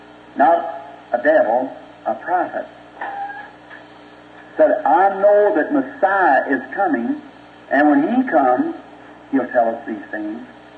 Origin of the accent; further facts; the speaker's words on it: United States; And as we as American people, which is the Eastern slant, is altogether different from this, but we as American people, we believe that the woman was an ill-famed woman